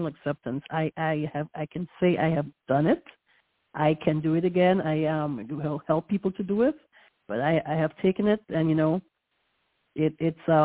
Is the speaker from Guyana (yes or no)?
yes; Guyana; also born or lived in New York, United States / Central Florida, United States; now in Florida, United States; I was born in Guyana, South America, which I'm West Indian/Caribbean